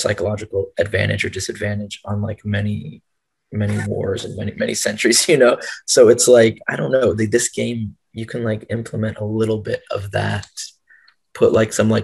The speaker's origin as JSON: {"language": "English", "region": "the South", "country": "United States", "tie": "born or raised there", "said": "I grew up in the South and everyone wears camo"}